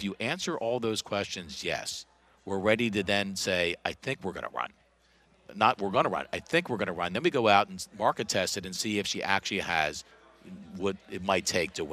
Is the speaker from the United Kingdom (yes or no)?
no; Pikesville, Maryland, United States; now in Florida, United States; I grew up just north of Baltimore in Pikesville